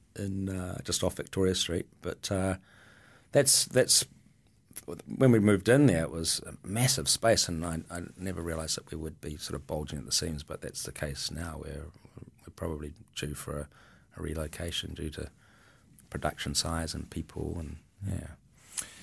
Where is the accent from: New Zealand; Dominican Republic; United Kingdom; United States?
New Zealand; Milford, Auckland; as a kid growing up in Milford, um, in the seventies